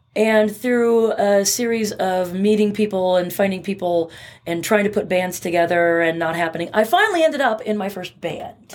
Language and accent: English; Bremerton, Washington, United States; I grew up in a little town in Western Washington called Bremerton